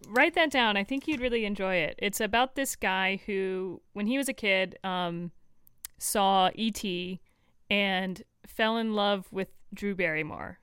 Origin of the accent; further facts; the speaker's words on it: Florida, United States; I am from Florida